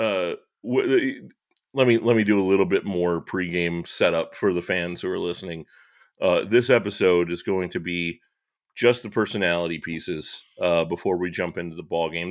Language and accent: English; LaPorte County, Indiana, United States; I was raised in Laporte County